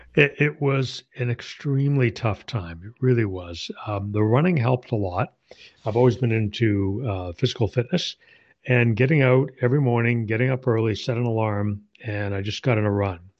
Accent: Canada; moved away as an adult; now in Ohio, United States; my native Canada. Uh, since moved to Ohio

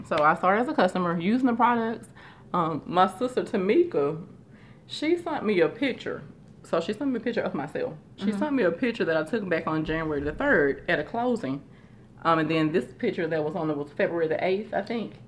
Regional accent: Shreveport, Louisiana, United States; I am originally from Shreveport, Louisiana

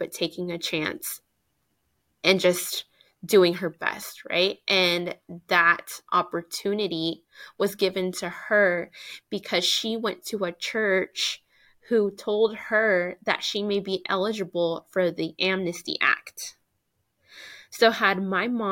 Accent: Tulsa, Oklahoma, United States; And I was born in Tulsa.

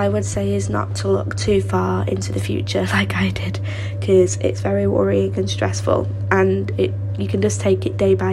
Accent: Manchester, North West England, United Kingdom; I'm from Manchester, UK

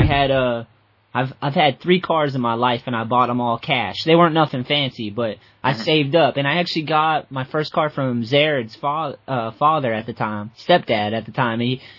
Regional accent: Massachusetts, United States; I'm in Boston right now. I grew up, well, I'm outside of Boston right now, but I grew up in Massachusetts and we get shit weathers, man.

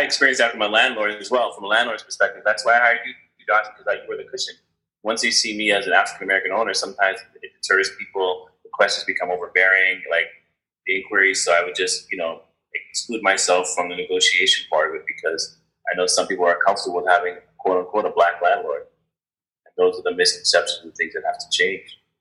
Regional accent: Canada; I'm originally from Canada, born in Canada.

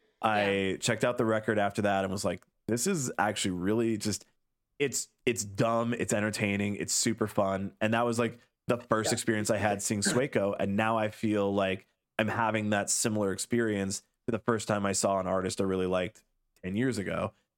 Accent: Illinois, United States; So being that I was like a teenager at the time, right, like growing up in the Chicago suburbs

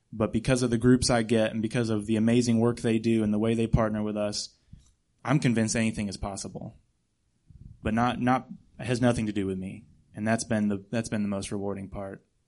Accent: Akron, Ohio, United States; moved away as an adult; also born or lived in Texas; now in Juarez, Mexico; I was born and raised in Akron, Ohio, a little bit south of Cleveland

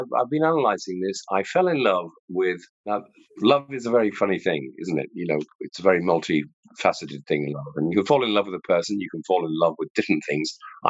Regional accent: Stockport, North West England, United Kingdom; moved away as an adult; also born or lived in Manchester; now in Ireland; I was born in St. Mary's Hospital in Manchester, but then my parents, actually, my father was a butcher and he had a butcher shop in Stockport with my Kenneth, with my mother, Bren, bless her. And so I grew up actually in Stockport

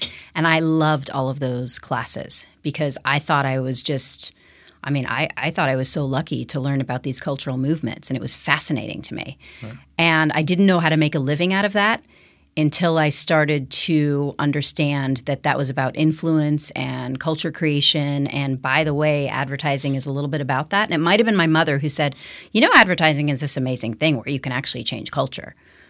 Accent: Denver, Colorado, United States; born there; Where am I from? I am technically from Denver, Colorado. You probably did not know that.

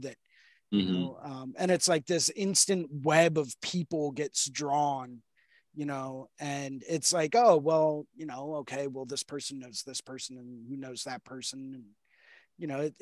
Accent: Houston, Texas, United States; I was born in Houston

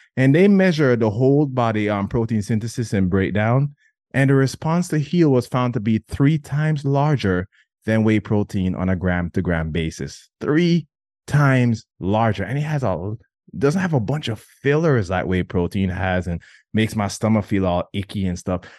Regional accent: Jamaica; growing up in Jamaica

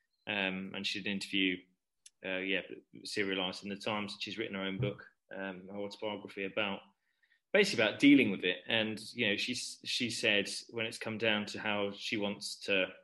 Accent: Hickling, East of England, United Kingdom; grew up in Norfolk, but I was about, where my parents live, is about 20 miles away from Norwich, and it's literally in the middle of nowhere, like in a field.

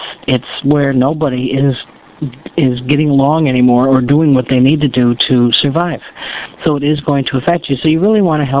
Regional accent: United States; I'm an American.

